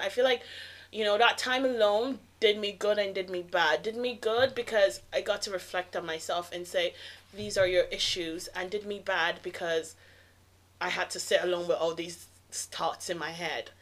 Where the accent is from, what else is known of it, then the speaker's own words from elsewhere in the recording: Nigeria; I'm Nigerian